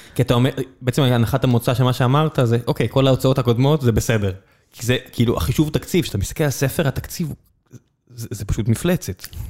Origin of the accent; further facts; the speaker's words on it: Beersheba, Southern District, Israel; moved away; אני גדלתי בבאר שבע